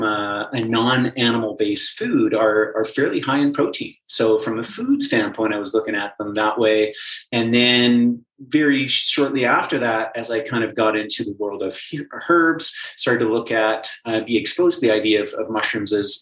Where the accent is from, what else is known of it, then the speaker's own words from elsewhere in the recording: Calgary, Alberta, Canada; I was born and raised in Calgary